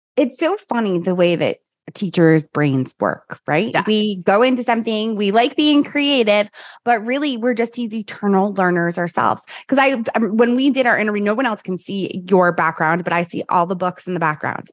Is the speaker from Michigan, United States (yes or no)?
no; New York, United States; I'm from New York